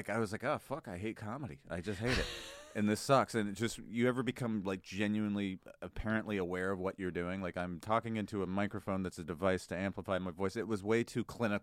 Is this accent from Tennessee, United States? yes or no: no; Arizona, United States; also born or lived in California; I grew up in Arizona and California with good and better Mexican food